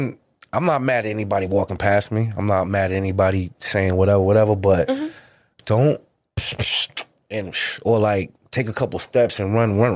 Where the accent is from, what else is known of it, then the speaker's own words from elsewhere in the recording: Lynn, Massachusetts, United States; I'm born and raised in Lynn, Mass